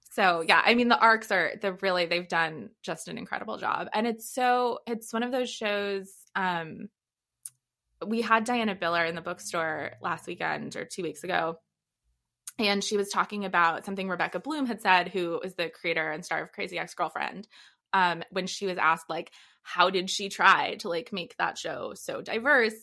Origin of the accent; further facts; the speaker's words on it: Los Angeles, California, United States; moved away as an adult; also born or lived in Rhode Island / Washington, D.C. / Boston / Texas; now in San Diego, United States; I'm originally from L A.